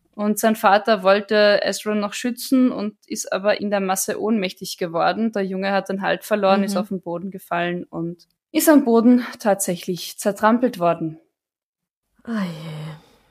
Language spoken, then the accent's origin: German; Villach, Carinthia, Austria; ich bin in der Gegend aufgewachsen, Kärnten und gerade Villach